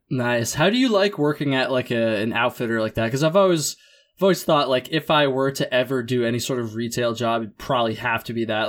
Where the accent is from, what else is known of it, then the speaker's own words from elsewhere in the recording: Vermont, United States; I'm from Vermont and kinda learned to hike on the long trail